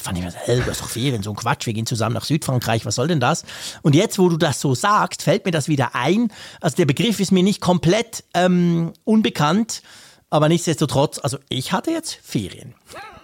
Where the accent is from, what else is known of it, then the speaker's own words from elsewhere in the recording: Bern, Switzerland; accent: Bernese Swiss German; first language Swiss German; ich bin Bern, also wir sprechen mit unserem komischen Dialekt